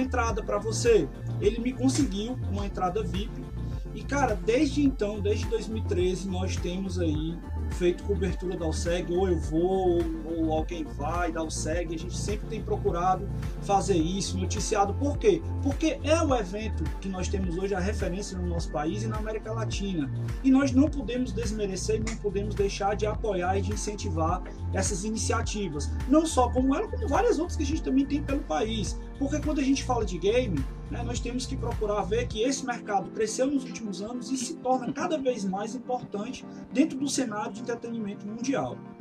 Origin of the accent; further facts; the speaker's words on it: Ceará, Brazil; eu sou do Ceará